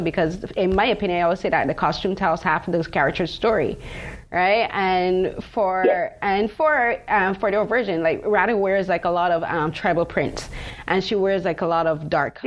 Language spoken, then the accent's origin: English; Barbados; now in Toronto, Canada; I'm from Barbados